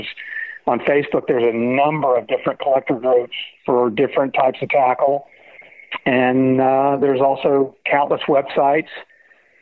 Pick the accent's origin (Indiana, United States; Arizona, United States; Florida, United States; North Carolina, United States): Florida, United States; I was born and raised in Florida